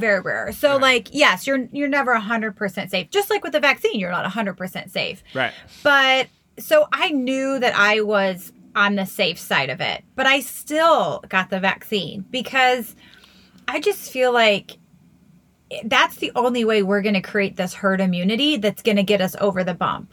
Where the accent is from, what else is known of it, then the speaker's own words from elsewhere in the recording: United States; now in Nevada, United States; Maryland and Virginia and DC, like my hometown